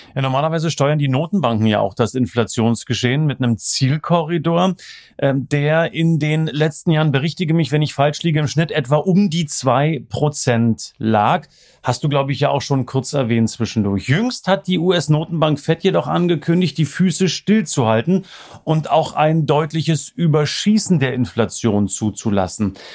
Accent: East Germany, Germany; da merkt man, wo ich herkomme

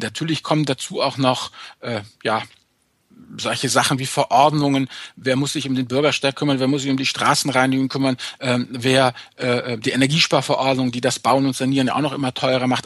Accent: Rhineland, Germany; um es mal als, als Rheinländer zu sagen

